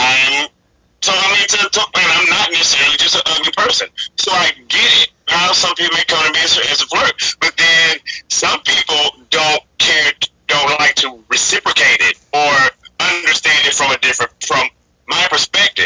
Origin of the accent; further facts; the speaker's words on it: the South, United States; moved away; I'm from the South. I was born and raised in the South